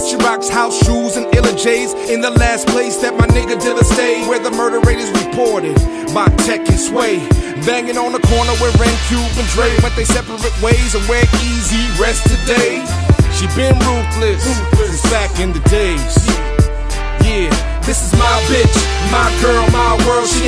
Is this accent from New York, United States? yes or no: yes; New York, United States; Yeah, I'm from New York, so I like my beats a particular way